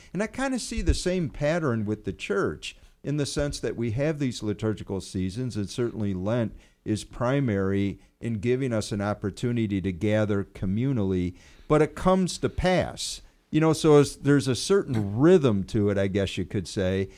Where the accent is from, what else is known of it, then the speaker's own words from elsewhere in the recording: United States; as Americans, you know, being an American